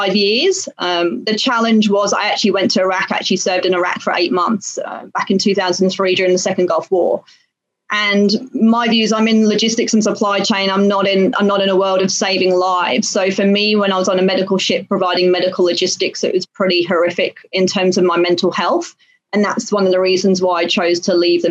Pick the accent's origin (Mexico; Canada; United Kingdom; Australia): United Kingdom; moved away as an adult; now in Singapore; I'm British born, went to university in the UK